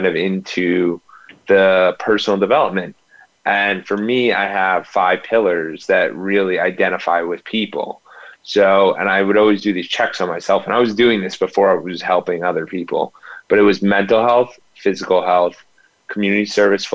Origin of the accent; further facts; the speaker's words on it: Ridgewood, New Jersey, United States; I grew up in Ridgewood, New Jersey, like 20 minutes outside of New York City